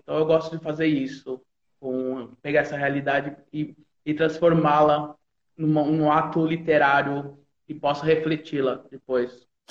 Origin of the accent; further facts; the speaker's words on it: São Carlos, São Paulo, Brazil; Eu sou de São Carlos